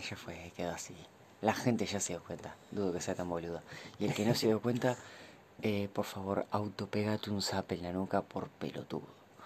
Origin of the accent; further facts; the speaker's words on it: Mar del Plata, Buenos Aires Province, Argentina; vivimos en una ciudad portuaria, en una ciudad costera